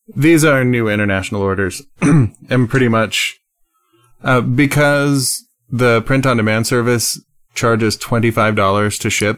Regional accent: United States; I, I'm an American

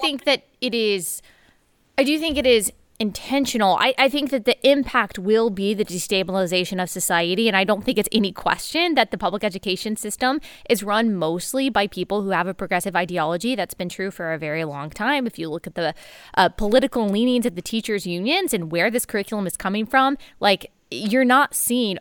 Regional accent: Texas, United States; I grew up in Texas

